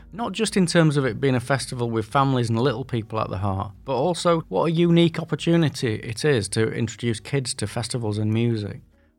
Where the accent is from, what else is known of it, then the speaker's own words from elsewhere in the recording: Yorkshire and the Humber, United Kingdom; accent: Yorkshire; as you probably guessed by my accent, a Yorkshireman, through and through.